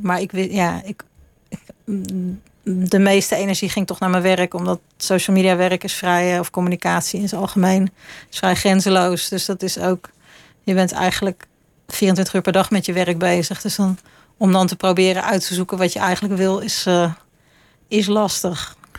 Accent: Utrecht, Netherlands; moved away as an adult; also born or lived in London; now in Leiden, Netherlands; toen kon ik in Utrecht gaan wonen waar ik vandaan kwam

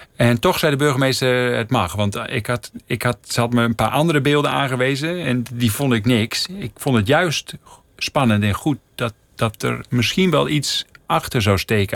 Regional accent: Netherlands; moved away as an adult; also born or lived in Delfzijl, Netherlands / Middelstum, Netherlands / Emmen, Netherlands / Kampen, Netherlands; now in Rotterdam, Netherlands; ik werd geboren in Delfzijl en ik ben een poosje opgegroeid in Middelstum, een dorpje bij Groningen

